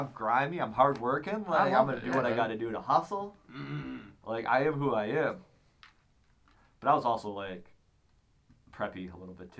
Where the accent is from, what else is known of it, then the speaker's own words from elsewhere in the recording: Lincoln Park, Michigan, United States; coming from Lincoln Park